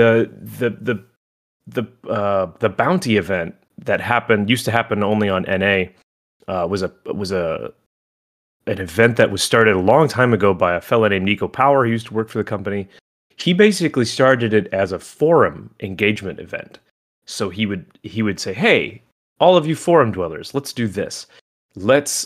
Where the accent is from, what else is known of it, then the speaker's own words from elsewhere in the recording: Oregon, United States; moved away; also born or lived in Los Angeles, California; I'm originally from Oregon